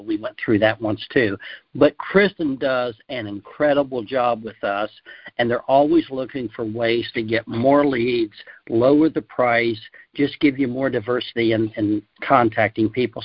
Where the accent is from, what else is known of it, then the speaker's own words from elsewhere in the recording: Ohio, United States; I grew up in Ohio, and where we rabbit hunted a lot